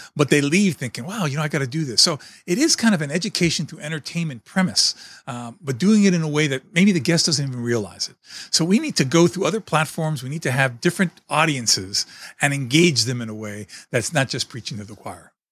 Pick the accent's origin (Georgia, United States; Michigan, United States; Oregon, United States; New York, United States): New York, United States; New York City; moved away; I was born and raised in New York City in a small apartment